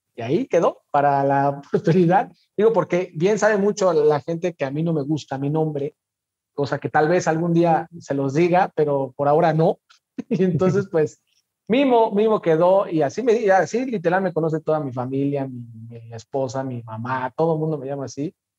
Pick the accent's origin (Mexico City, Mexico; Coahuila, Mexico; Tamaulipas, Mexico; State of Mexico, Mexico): Mexico City, Mexico; moved away as an adult; now in Morelia, Mexico; nací en la Ciudad de México, junio del 84 para ser exactos, siempre de feño, siempre chilango, 100%.